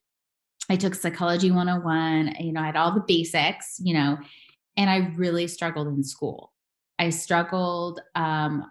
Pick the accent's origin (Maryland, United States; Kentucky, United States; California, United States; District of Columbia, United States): Kentucky, United States; Louisville; now in Las Vegas, United States; I'm actually born in Louisville, Kentucky. So yeah. I am a girl from the South, a Southern girl, South Midwest